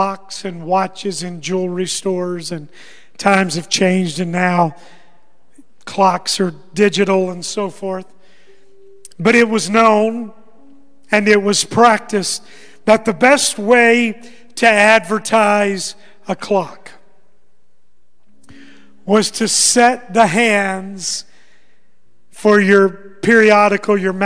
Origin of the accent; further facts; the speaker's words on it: Arkansas, United States; moved away; I grew up in Arkansas